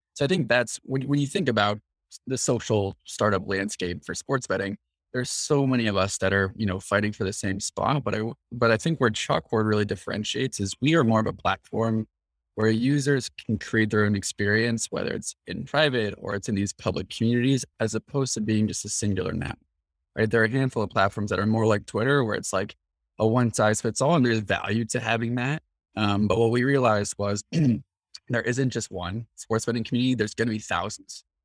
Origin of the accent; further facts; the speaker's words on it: Mill Valley, California, United States; We grew up together in Mill Valley, again, which is a town just north of San Francisco.